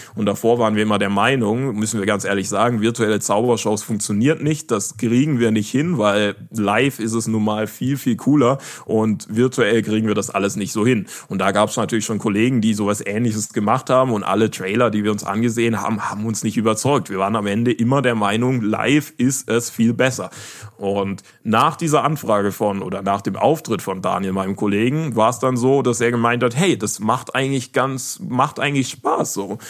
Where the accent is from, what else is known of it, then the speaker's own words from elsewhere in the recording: Karlsruhe, Baden-Württemberg, Germany; also born or lived in West Africa; ich komme ja aus Karlsruhe